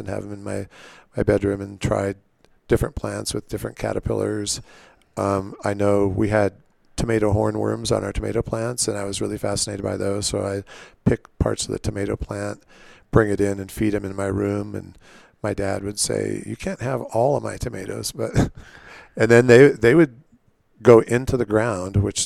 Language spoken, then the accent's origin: English; Southern California, United States; also born or lived in Nebraska; now in Palisade, United States; we moved to Southern California.